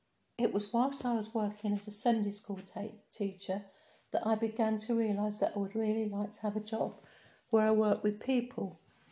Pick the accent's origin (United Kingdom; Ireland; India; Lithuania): United Kingdom; Bournemouth, South West England; moved away as an adult; also born or lived in Bristol / Burton Latimer; born 1941. I was born in Bournemouth to George Frank and Mabel Florence, maiden name Petty.